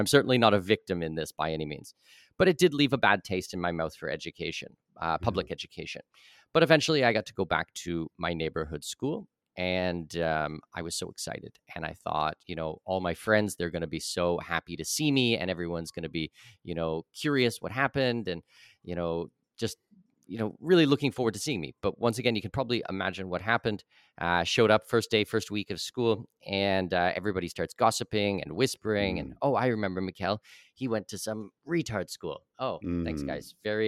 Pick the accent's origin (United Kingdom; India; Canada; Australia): Canada; Ontario; So this was in Southwestern Ontario. I'm Canadian, born and raised.